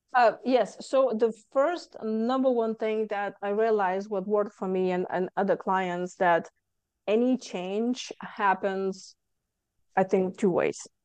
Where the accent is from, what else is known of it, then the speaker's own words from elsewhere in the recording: Lithuania; moved away as an adult; now in Houston, United States; I came from Lithuania